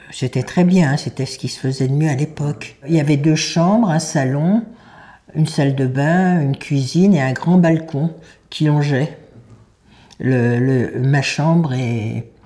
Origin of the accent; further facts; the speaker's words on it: Paris, Île-de-France, France; also born or lived in Normandy; depuis l'âge de 15 ans. Je suis née à Paris le 23 décembre 1931 de maman qui était de Pologne, de Lodge, d'une famille très aisée à Lodge, de sept enfants.